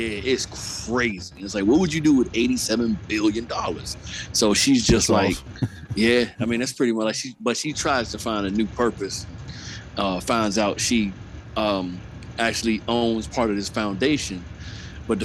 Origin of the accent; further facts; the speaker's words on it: Texas, United States; Yes, I know. I'm from Texas.